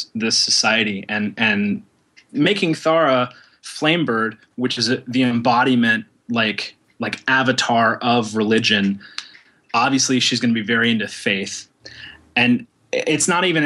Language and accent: English; Oklahoma, United States; I was raised in Oklahoma